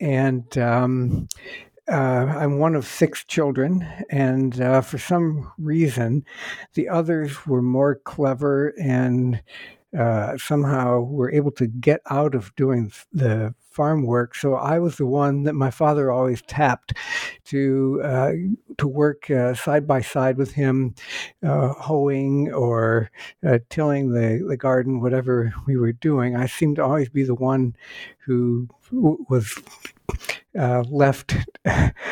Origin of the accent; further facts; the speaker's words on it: Northeast Ohio, United States; I was born in the state of Ohio